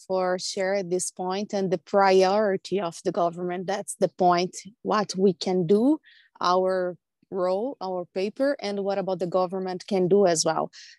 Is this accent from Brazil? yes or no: yes; Brazil; from Brazil.